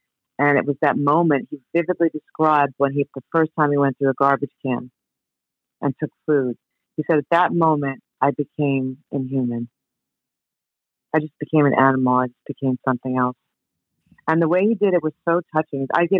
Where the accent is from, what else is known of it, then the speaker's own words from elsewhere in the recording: Queens, New York, United States; I remember the first time I grew up in New York, first time I was in the city. I grew up in Queens, and I was walking with my family